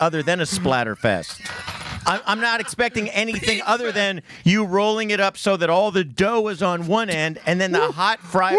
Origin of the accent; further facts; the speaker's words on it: California, United States; also born or lived in New York; we're from California